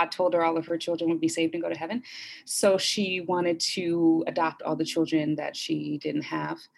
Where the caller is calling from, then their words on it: Culver City, California, United States; I am joining you from Culver City in Los Angeles.